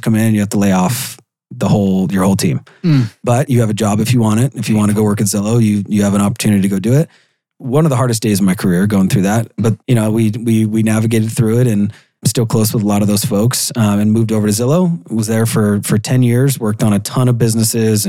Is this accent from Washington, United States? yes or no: yes; Seattle, Washington, United States; Born and raised in Seattle, Washington. Probably about 30 minutes from where I live now